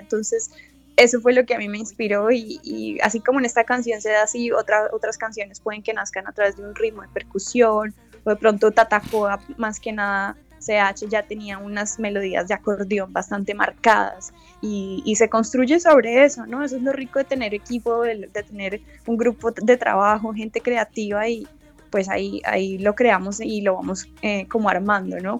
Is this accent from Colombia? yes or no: yes; Colombia; now in Los Angeles, United States; somos unos colombianos que estamos haciendo música fusión folclor desde Los Ángeles